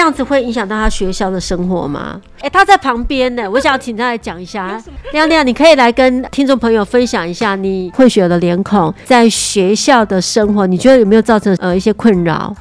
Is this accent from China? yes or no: no; Taiwan; 我们台湾人有台湾人的行情